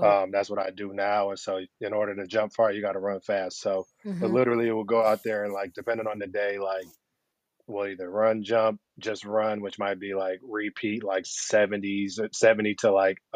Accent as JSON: {"language": "English", "town": "Flint", "region": "Michigan", "country": "United States", "tie": "born or raised there", "also_born_or_lived": "Cincinnati, Ohio", "moved": "as an adult", "said": "I was born and raised in Flint, Michigan."}